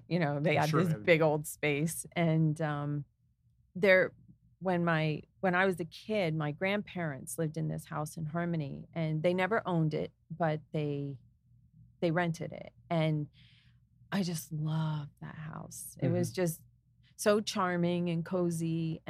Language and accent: English; New Jersey, United States; also born or lived in Easton; I grew up in Warren County. So I'm a Jersey girl at heart